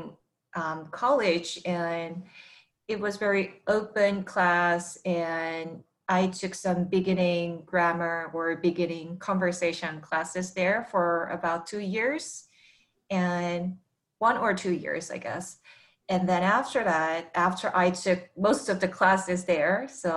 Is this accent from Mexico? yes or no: no; South Korea; first language Korean; English is a second language; moved away as an adult; I'm from Korea, and I've been here for 6 years, and I'm also ESL learner myself